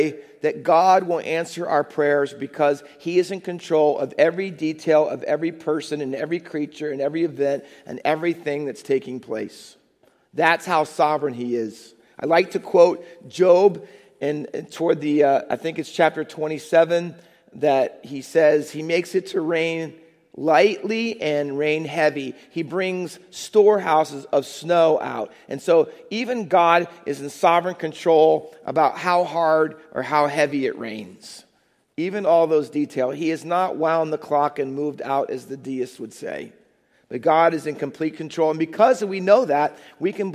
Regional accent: Ohio, United States; moved away as an adult; also born or lived in Minnesota; now in Hamilton, United States; I was from Ohio

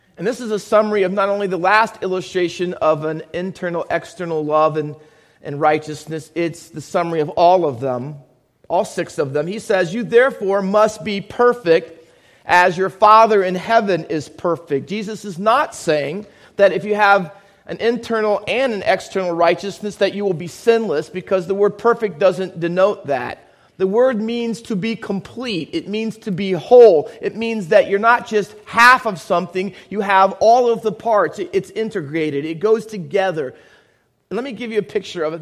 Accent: Findlay, Ohio, United States; also born or lived in Camden, New Jersey; now in Hamilton, United States; I was born in Camden, New Jersey. Um, most of you know that, I hope. Cooper Hospital. Um, but I grew up in Findlay, Ohio.

